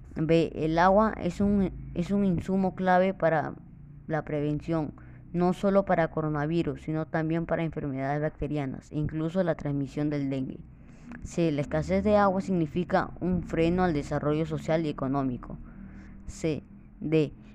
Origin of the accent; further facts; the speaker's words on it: Callao, Peru; soy alumno de la Escuela Los Jazmines 5126, Lima Callao, y estoy orgulloso de ser peruano